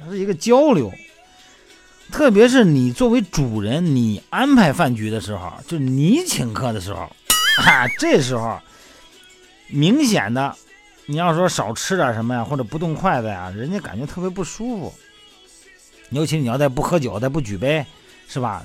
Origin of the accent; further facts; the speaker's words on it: Shandong, China; now in Beijing, China; 我们老家山东的